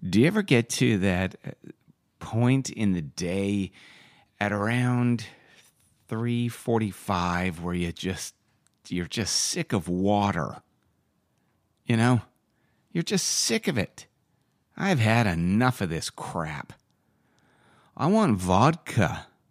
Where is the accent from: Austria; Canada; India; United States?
Canada; Vancouver, British Columbia; also born or lived in Calgary; I came back to Vancouver from the University of Calgary